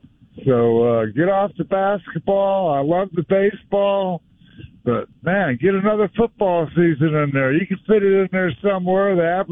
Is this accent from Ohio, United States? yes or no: no; Southern California, United States; And I'm from Southern California